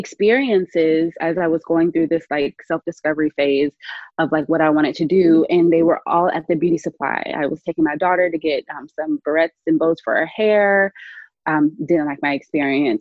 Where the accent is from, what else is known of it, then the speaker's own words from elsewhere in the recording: Charleston, South Carolina, United States; moved away; I come back home often and I'm from Charleston, South Carolina. And the one thing that remains is that same beauty supply we went to as a kid 20 years ago